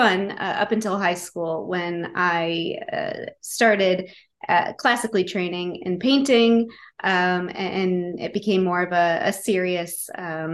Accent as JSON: {"language": "English", "town": "Rochester", "region": "New York", "country": "United States", "tie": "born or raised there", "said": "I grew up in Rochester, New York."}